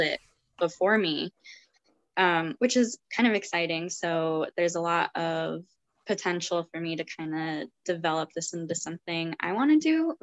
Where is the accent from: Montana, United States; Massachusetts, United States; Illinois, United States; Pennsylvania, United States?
Montana, United States; I grew up in Montana, very landlocked state